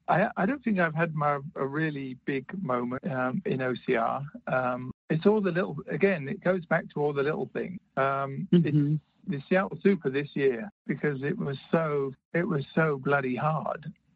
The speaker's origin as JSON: {"language": "English", "country": "United Kingdom", "said": "I'm British, stiff upper lip and all that."}